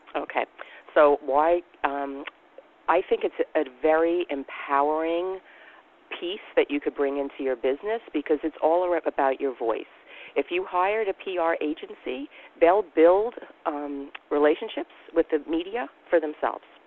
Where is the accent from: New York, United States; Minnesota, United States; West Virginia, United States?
New York, United States; I'm from New York